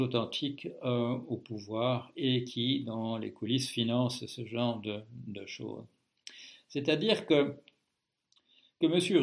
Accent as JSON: {"language": "French", "country": "Belgium", "tie": "born or raised there", "moved": "as an adult", "lives_now": "France", "said": "je suis toujours euh, belge comme au moment de ma naissance, même si j'ai quitté la Belgique euh, officiellement en 1973"}